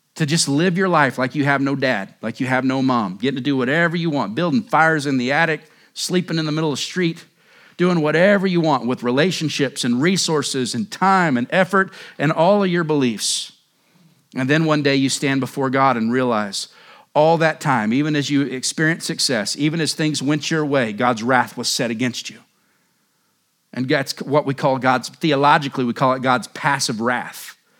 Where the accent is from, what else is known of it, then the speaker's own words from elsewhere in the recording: Oklahoma, United States; moved away as an adult; now in Surprise, United States; I grew up in Oklahoma